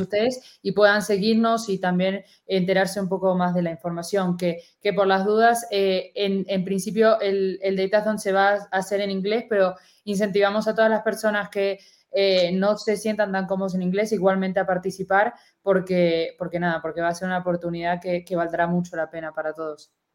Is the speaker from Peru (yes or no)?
no; Argentina; accent: Argentine; moved away; como se podrán dar un poco cuenta por mi acento, soy argentina